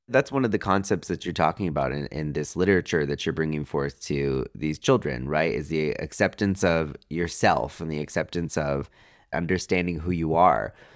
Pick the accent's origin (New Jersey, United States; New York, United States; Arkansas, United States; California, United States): California, United States; Riverside; moved away; back in my hometown of Riverside